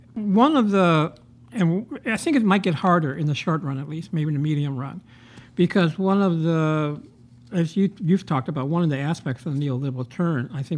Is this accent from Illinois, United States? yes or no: yes; Chicago, Illinois, United States; Brother, I'm from Chicago.